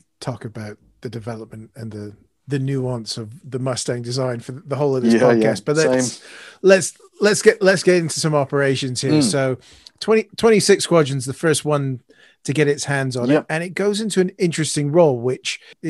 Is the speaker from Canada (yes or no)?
yes; Canada; speaking as a Canadian